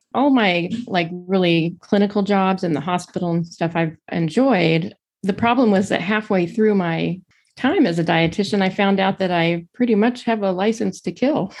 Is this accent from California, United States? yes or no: yes; Pasadena, California, United States; now in Arlington, United States; I actually grew up in Pasadena, California.